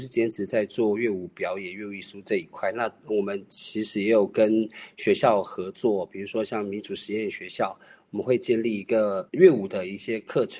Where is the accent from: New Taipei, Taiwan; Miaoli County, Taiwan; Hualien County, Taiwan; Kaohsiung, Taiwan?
Miaoli County, Taiwan; Tai'an; 我是来自苗栗泰安的泰雅族，